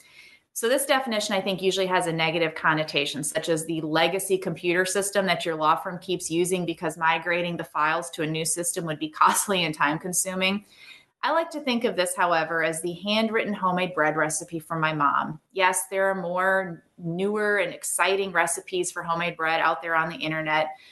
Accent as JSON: {"language": "English", "region": "Minnesota", "country": "United States", "tie": "born or raised there", "said": "I grew up in the countryside of Minnesota"}